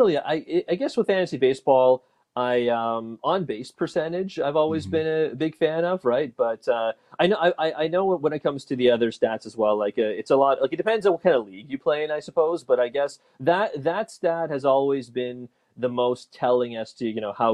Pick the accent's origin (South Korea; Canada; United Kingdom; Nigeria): Canada; Toronto, Ontario; I'm born and raised in Toronto